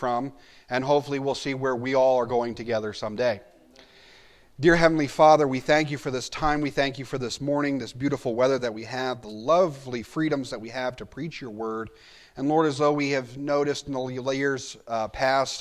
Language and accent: English; Williamsport, Pennsylvania, United States; I grew up in Williamsport, Pennsylvania